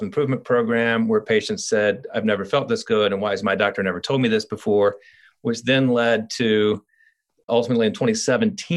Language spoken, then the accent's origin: English; Columbia, South Carolina, United States; moved away as an adult; now in Asheville, United States; I'm from Columbia, South Carolina